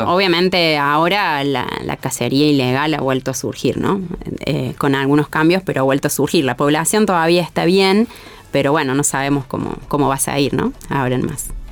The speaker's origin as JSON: {"language": "Spanish", "region": "Córdoba", "country": "Argentina", "tie": "born or raised there", "said": "soy acá cordobesa, ¿no? Nacida y criada en Córdoba"}